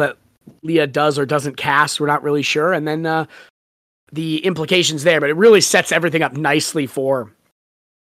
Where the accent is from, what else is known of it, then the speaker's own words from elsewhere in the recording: San Diego, California, United States; Neither of us went to San Diego State, but we grew up in San Diego